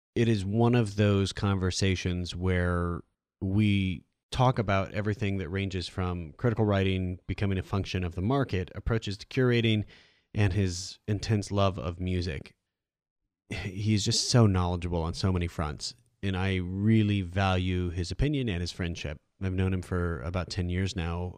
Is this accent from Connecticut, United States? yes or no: no; Iowa, United States; Like I'm from Iowa. When I was growing up as a kid, everything was canned anyway